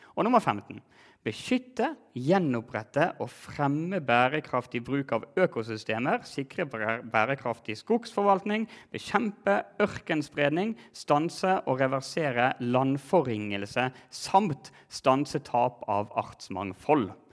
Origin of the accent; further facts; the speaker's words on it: Norway; vi gjør her hjemme som nordmenn i Norge